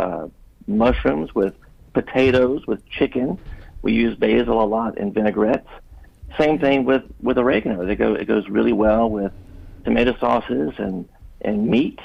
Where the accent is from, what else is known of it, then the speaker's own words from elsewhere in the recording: Baton Rouge, Louisiana, United States; growing up in Baton Rouge